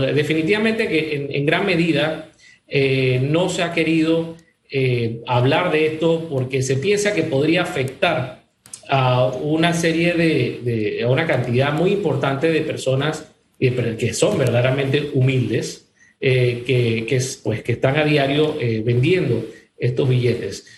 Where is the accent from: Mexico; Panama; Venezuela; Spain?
Panama; como ciudadanos, como panameños